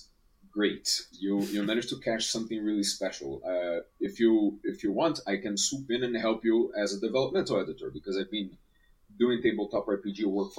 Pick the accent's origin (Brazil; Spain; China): Brazil; I'm from Brazil